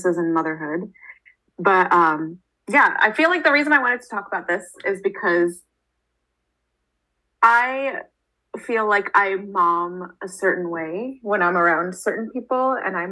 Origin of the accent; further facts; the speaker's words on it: United States; growing up in the States, for me, I was never Indian enough for the Indian people